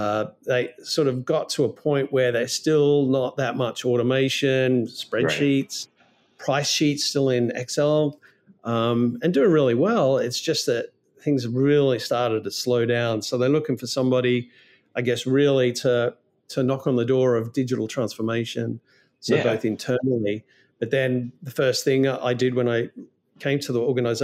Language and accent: English; Melbourne, Victoria, Australia; I'm not from London. No, I'm a long way from London. No, I'm from a place called Melbourne, not Melbourne, Florida, but Melbourne, Australia.